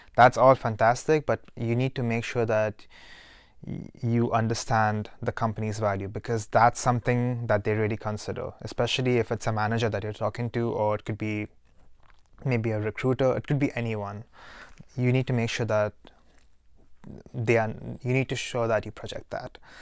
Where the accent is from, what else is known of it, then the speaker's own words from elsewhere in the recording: Dubai, United Arab Emirates; moved away; I'm from Dubai.